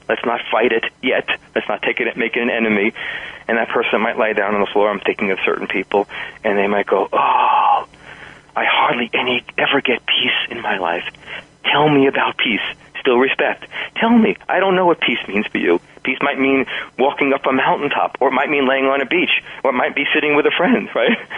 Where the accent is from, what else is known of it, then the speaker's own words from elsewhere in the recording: New York, United States; now in New Mexico, United States; New York, which is my hometown. Some people will hear that in my pace and style and accent